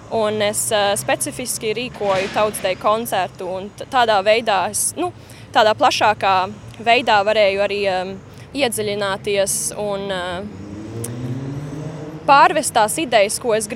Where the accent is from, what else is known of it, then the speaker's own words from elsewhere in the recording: Adelaide, South Australia, Australia; Un es tā uzaugu Austrālijā, nu, Adelaidē.